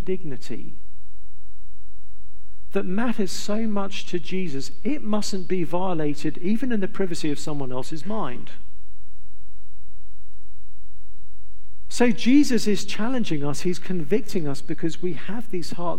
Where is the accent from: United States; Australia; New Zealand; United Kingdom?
United Kingdom; England; I'm from England